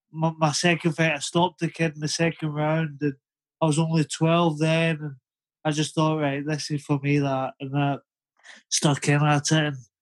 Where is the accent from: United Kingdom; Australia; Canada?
United Kingdom; Glasgow, Scotland; now in Lytham, United Kingdom; But obviously, down living in Lytham, Lancashire, England, people just think I'm Scottish. I'm from Glasgow.